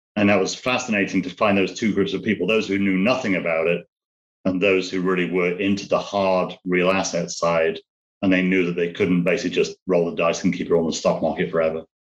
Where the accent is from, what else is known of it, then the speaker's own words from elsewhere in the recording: United Kingdom; moved away as an adult; now in United States; British, but I'm uh, living in the States now, dual citizen